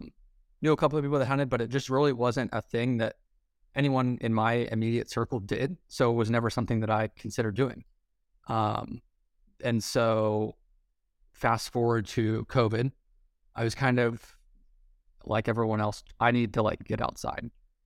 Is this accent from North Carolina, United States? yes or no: no; Ohio, United States; Because growing up in Central Ohio, it's like, obviously there's a huge population of hunters around me